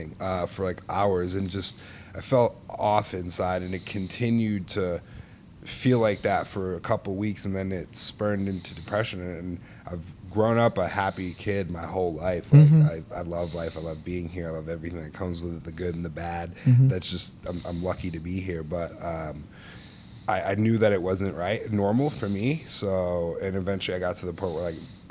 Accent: Stuttgart, Baden-Württemberg, Germany; also born or lived in Norway; now in Chicago, United States; I was born in Norway. I had the, you know, blessings of growing up in Stuttgart, Germany.

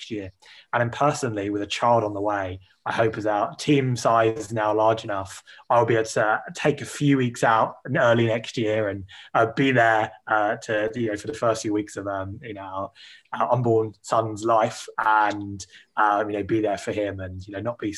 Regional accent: United Kingdom; as a Brit

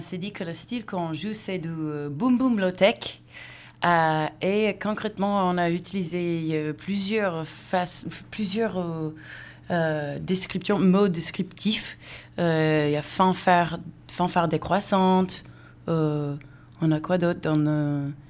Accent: United States; moved away; also born or lived in Seattle; Je viens des États-Unis

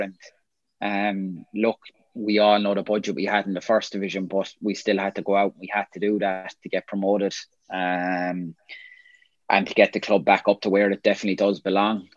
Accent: Limerick, Munster, Ireland; born or raised there; moved away as an adult; also born or lived in Scotland

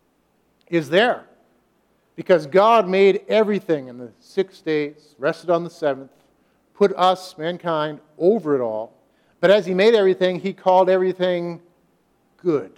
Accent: United States; us as American Christians

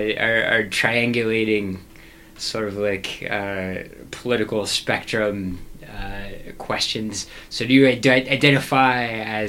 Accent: the South, United States; as we say down south.

